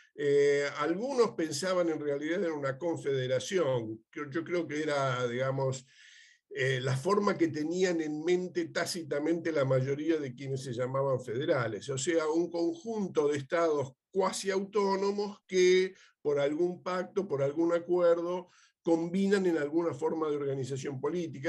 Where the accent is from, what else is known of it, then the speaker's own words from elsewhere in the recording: Argentina; soy argentino